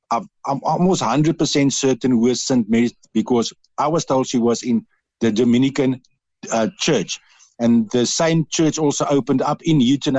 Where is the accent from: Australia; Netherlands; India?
Netherlands; accent: Dutch; English is a second language; now in Cork, Ireland; I was brought up with all the principles of the Irish, and believe it or not, with my Dutch accent as well, I've got a lot of the sayings